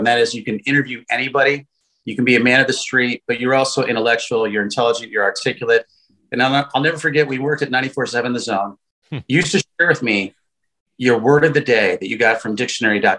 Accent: Chicago, Illinois, United States; also born or lived in Carbondale / St. Louis / San Antonio; we're both from Chicago

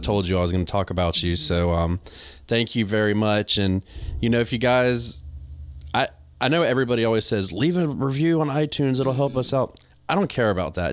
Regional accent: the South, United States; accent: country; I got a country accent, I'm from the South

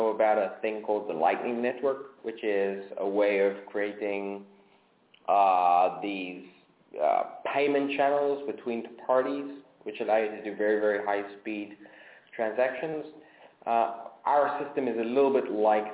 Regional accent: South Africa; moved away; I grew up in South Africa, and South Africa, when I was growing up, and still has massive capital controls

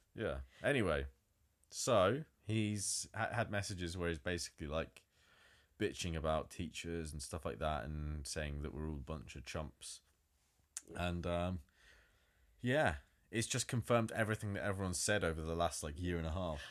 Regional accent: Nottingham, East Midlands, United Kingdom; it's my hometown, it's Nottingham.

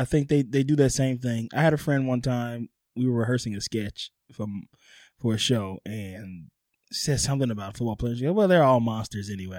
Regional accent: New Orleans, Louisiana, United States; moved away; also born or lived in Hollywood; my hometown New Orleans Saints

